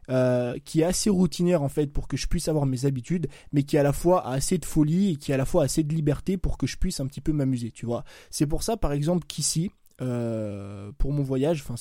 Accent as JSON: {"language": "French", "country": "France", "tie": "born or raised there", "said": "je te parle de la France parce que moi j'ai grandi en France."}